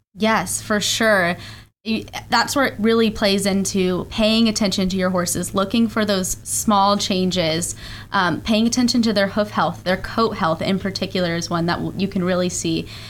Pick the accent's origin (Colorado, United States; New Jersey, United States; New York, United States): Colorado, United States; moved away as an adult; also born or lived in Georgia / Texas; now in Ocala, United States; I grew up in Colorado